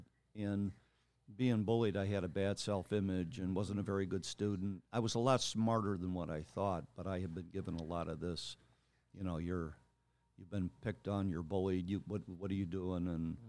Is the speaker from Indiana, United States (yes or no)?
yes; Lake Eliza, Indiana, United States; also born or lived in Roseland / Homewood; Grew up for the first probably 6-7 years of my life in Roseland. And then we moved to Homewood and from there to Lake Eliza, Indiana, where I spent most of my grade school years from about third grade all the way through